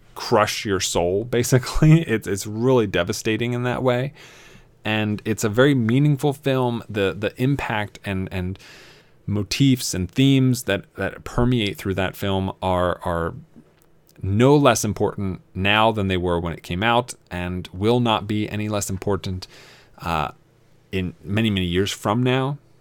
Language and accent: English; East Coast, United States; I grew up on the East Coast